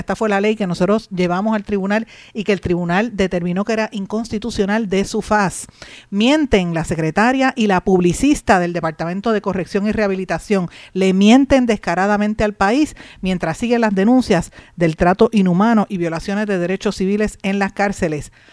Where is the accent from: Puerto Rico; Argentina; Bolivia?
Puerto Rico; como puertorriqueños